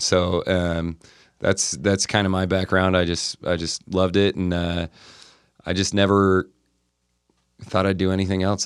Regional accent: Montana, United States; now in Utah, United States; I grew up in Montana, um, I had older brothers and sisters

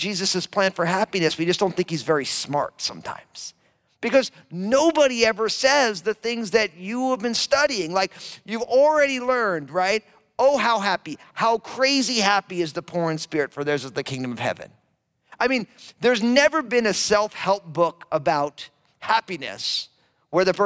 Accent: Monmouth and Middlesex County, New Jersey, United States; now in Vancouver, Washington, United States; I am a Jersey boy. That's right. Born and raised Monmouth and Middlesex County.

